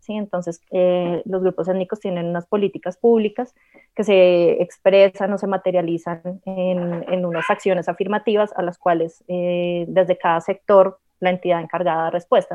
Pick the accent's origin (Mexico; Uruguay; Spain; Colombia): Colombia; nuestra identidad como pueblo, como nación, como colombianos